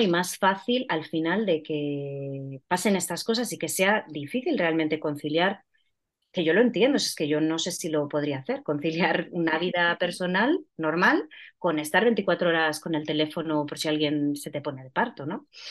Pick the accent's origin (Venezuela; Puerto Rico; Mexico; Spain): Spain; Ponferrada, Castile and León; moved away as an adult; now in Madrid, Spain; yo soy de Ponferrada, pero vivo ya en Madrid desde hace bastantes años